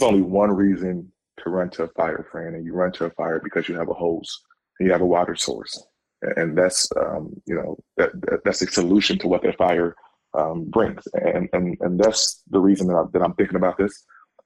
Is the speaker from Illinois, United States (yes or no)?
yes; Chicago, Illinois, United States; I'm a Chicagoan. I was born here. I was raised here